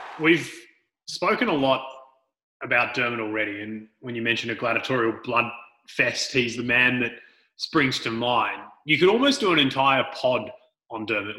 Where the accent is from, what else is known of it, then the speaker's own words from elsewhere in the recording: Frankston, Victoria, Australia; we were born and raised in Frankston